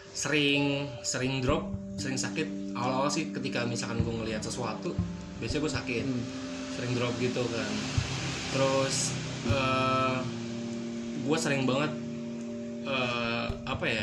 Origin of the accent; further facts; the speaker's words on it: Palembang, South Sumatra, Indonesia; Gue bukan orang Jawa. Gue orang Sumatera, hmm. Palembang.